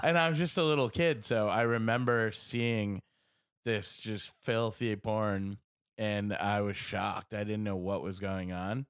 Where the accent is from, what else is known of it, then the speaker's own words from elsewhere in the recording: United States; I'm American